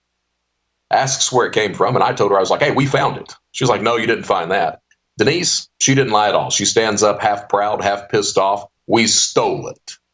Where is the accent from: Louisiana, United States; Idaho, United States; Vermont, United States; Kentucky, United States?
Kentucky, United States; Eastern; also born or lived in Panama City, Florida / Hazard, Kentucky; I come from Eastern Kentucky